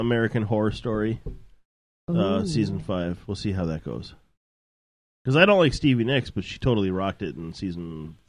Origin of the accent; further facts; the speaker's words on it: Canada; accent: Canadian; It's like my Canadian accent. I had to change the way I talked when I got here because I got made fun of incessantly.